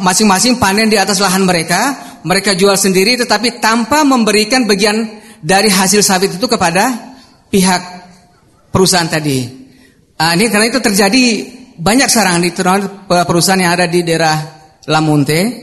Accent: Kuala Kapuas, Central Kalimantan, Indonesia; di daerah saya, Kuala Kapuas

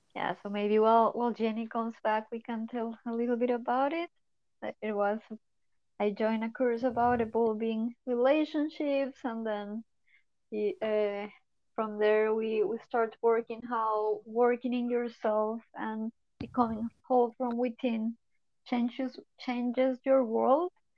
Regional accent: Colombia; now in Netherlands; I'm from Colombia, but I live in the Netherlands

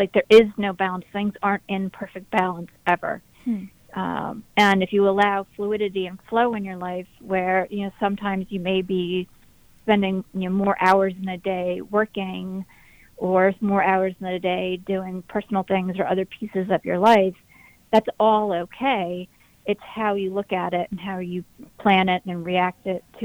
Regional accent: Philadelphia, Pennsylvania, United States; it's my hometown, I really love, I love Philly.

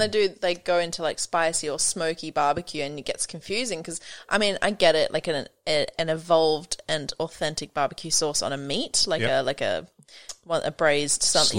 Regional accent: South Africa; now in Australia; I'm from South Africa

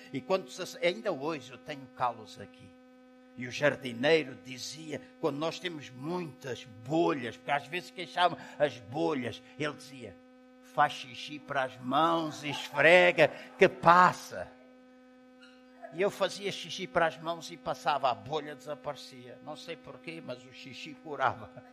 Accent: Angola; now in Portugal; Eu sou angolano, estou habituado à água quente. Em 40 anos que vivo em Portugal

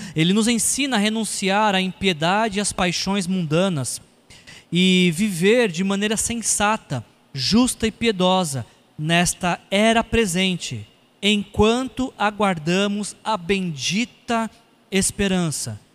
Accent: São Paulo, Brazil; Eu sou paulistano

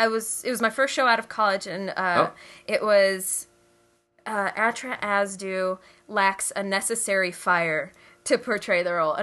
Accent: Chicago, Illinois, United States; I'm from Chicago.

